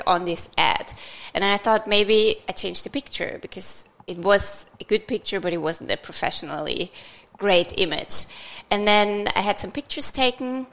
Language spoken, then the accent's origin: English; Austria; moved away as an adult; also born or lived in Vienna; now in Australia; I'm from Austria, I've started in Vienna